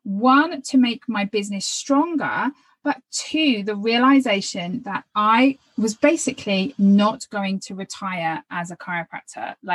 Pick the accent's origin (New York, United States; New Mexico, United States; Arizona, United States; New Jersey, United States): Arizona, United States; Phoenix